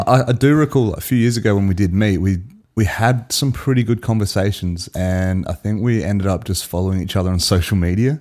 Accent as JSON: {"language": "English", "town": "Adelaide", "region": "South Australia", "country": "Australia", "said": "we're two mates from South Australia, Adelaide"}